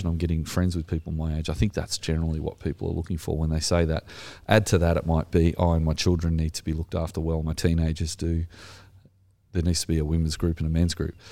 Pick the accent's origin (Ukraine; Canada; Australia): Australia; accent: Australian; my terrible Australian accent